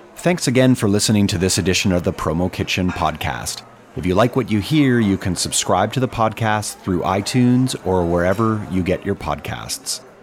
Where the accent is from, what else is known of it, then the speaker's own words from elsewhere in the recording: United States; I am a Chinese American. I was born here in the United States